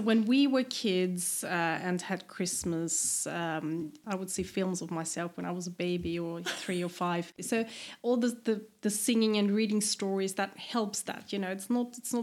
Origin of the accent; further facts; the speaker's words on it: eastern Austria, Burgenland, Austria; moved away as an adult; also born or lived in Vienna, Austria; now in Sweden; I come from the east, mm-hmm. which is very different.